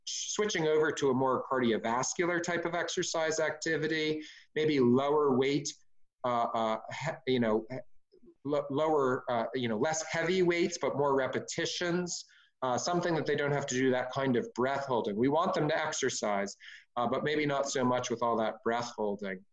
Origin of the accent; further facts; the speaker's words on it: California, United States; as a Californian